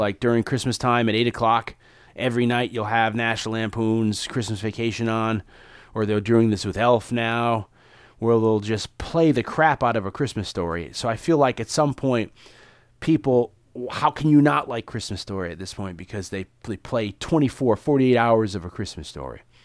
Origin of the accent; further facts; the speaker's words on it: New Haven, Connecticut, United States; also born or lived in Hamden, Connecticut; I grew up in New Haven and in the suburb of Hamden, Connecticut